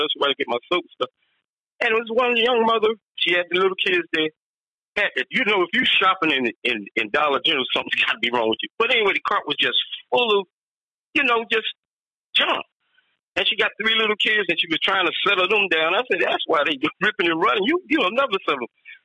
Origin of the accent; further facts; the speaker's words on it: Philadelphia, Pennsylvania, United States; moved away; I'm from Philly